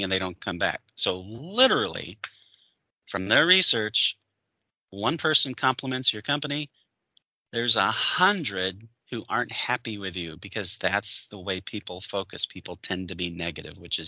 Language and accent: English; Michigan, United States; I grew up in Michigan and I was rooting for the Lions as a kid